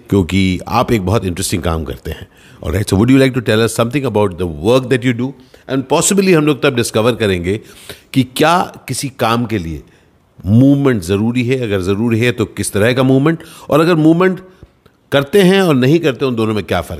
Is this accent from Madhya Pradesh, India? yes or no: no; Delhi, India; क्योंकि मैं मैं भी दिल्ली से आया फिर मुंबई पहुंचा मुंबई से फिर अलग अलग शहर कस्बे में घूम घूम के मैंने काम किया है